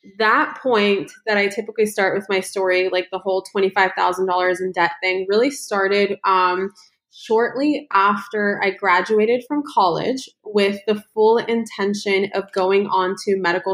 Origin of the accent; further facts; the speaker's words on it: United States; also born or lived in Ukraine / Los Angeles; We came to the United States when I was just 1 year old